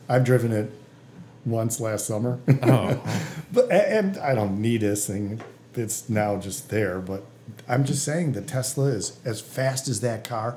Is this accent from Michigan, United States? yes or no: yes; Detroit, Michigan, United States; I'm from Detroit, and all these Detroiter friends of mine think I'm a traitor